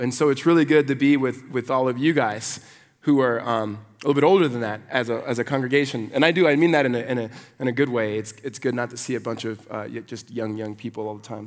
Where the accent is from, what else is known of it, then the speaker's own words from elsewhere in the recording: Los Angeles, California, United States; moved away as an adult; also born or lived in Phoenix, Arizona; now in Arizona, United States; I, I grew up in L A. I'm, I'm an L A kid